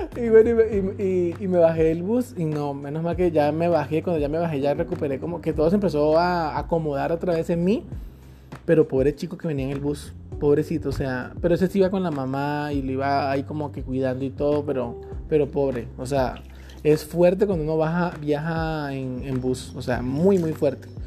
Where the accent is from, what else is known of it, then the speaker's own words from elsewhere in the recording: Mompox, Bolívar, Colombia; somos momposinos